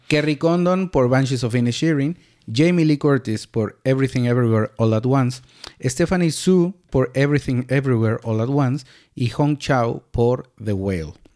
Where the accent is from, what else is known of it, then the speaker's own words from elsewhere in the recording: Mexico; Nos vuela la cabeza a todos como mexicanos